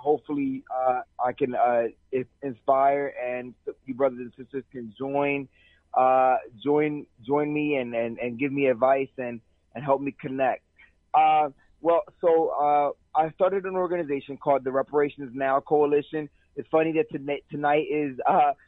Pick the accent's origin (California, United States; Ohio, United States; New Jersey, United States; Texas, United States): New Jersey, United States; Camden; now in Washington, D.C., United States; I'm originally from Camden, New Jersey